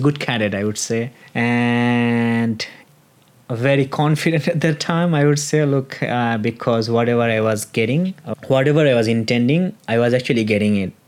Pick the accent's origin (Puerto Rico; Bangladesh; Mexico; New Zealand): Bangladesh; moved away as an adult; now in Tasmania, Australia; i was studying back in my home country at university